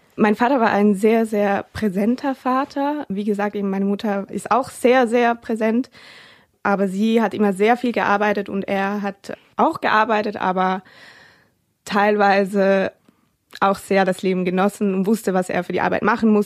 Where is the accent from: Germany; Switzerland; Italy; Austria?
Switzerland; Ich komme ja aus der Schweiz